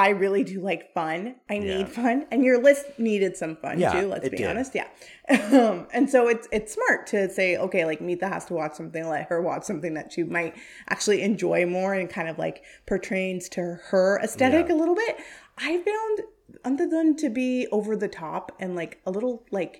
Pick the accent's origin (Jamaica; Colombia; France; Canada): Canada; born there; I am Canadian. I was born in Canada. I'm my parents are of Indian descent and are from India.